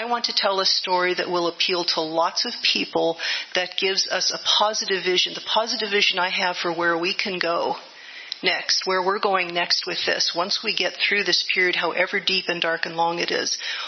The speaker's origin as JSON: {"language": "English", "town": "Livermore", "region": "California", "country": "United States", "tie": "born or raised there", "said": "I grew up in Livermore. Our father was a nuclear physicist in Livermore."}